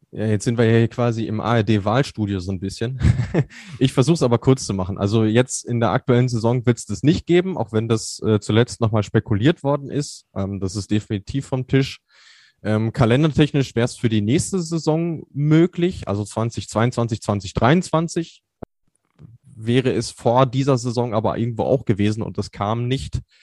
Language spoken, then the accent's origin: German; Germany; bei uns in Deutschland